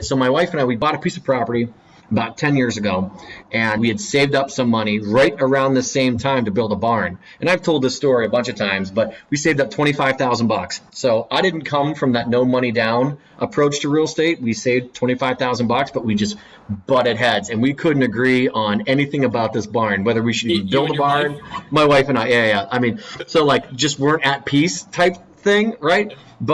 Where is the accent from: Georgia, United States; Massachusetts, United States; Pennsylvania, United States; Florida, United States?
Pennsylvania, United States; Erie; also born or lived in Philadelphia; born and raised in Erie, Pennsylvania